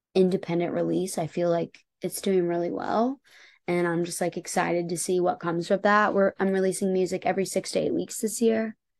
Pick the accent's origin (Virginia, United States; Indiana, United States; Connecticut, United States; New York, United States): Indiana, United States; Indianapolis; moved away as an adult; also born or lived in Los Angeles, United States; now in Nashville, United States; growing up in Indiana